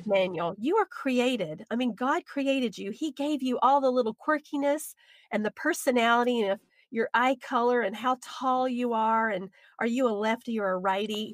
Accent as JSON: {"language": "English", "region": "the South", "country": "United States", "accent": "southern", "said": "my southern accent"}